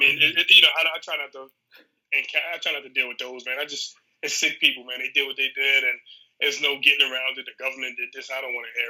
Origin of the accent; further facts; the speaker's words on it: New York City, New York, United States; moved away; it was a terrorist attack in my hometown.